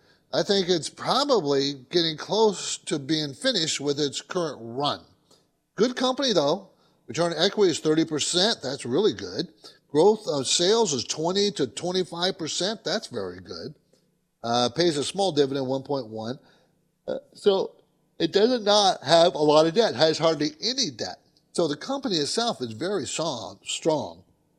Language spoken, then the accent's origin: English; San Diego, California, United States; I grew up in San Diego. People don't know that, but my dad was in the Navy and stationed in San Diego.